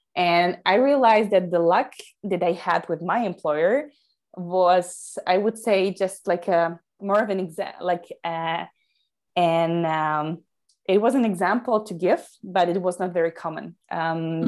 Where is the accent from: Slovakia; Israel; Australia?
Slovakia; I come from Slovakia, Central Europe.